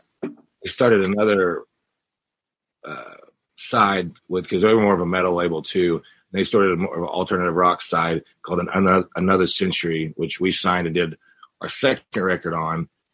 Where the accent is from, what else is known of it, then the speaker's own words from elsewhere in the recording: Missouri, United States; So I'm from the Ozarks. So we just packed up our studio, and in June we went back to, you know, middle America, to Missouri